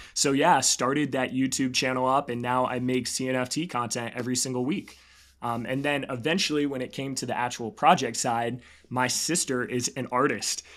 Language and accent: English; Raleigh, North Carolina, United States; also born or lived in Charlotte, North Carolina; I grew up in Raleigh area, and then I actually went to school up in Charlotte.